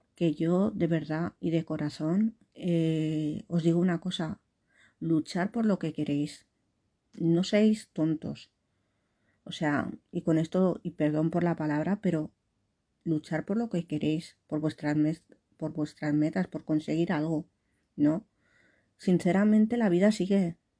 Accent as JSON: {"language": "Spanish", "region": "Valencian Community", "country": "Spain", "accent": "Valencian", "said": "tengo el acento valenciano"}